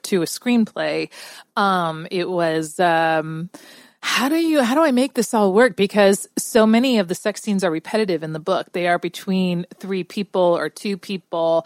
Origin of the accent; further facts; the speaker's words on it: San Antonio, Texas, United States; I'm from San Antonio, Texas.